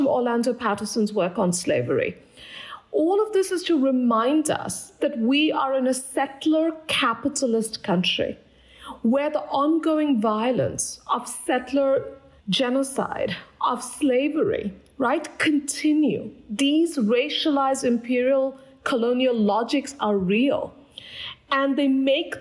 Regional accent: Kolkata, West Bengal, India; moved away; I grew up in Kolkata, India

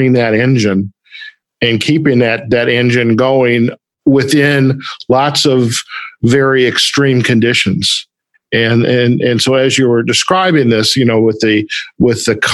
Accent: Detroit, Michigan, United States; moved away; Just coming back from my hometown in Detroit

